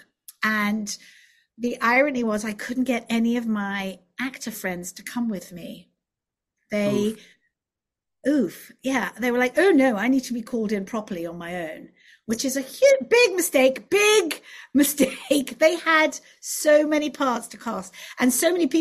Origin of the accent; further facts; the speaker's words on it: England, United Kingdom; accent: English; moved away as an adult; also born or lived in Los Angeles; being English